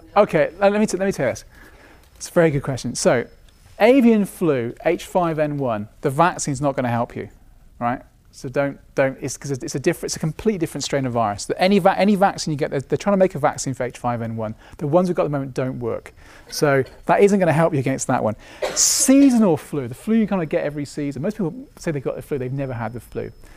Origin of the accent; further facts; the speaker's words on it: United Kingdom; being British